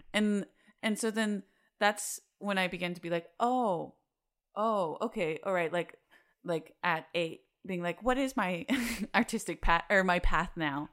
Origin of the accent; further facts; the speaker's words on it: Salt Lake City, Utah, United States; moved away as an adult; now in Chicago, United States; I'm from Salt Lake City, Utah. Um, and I lived there for twenty-eight years.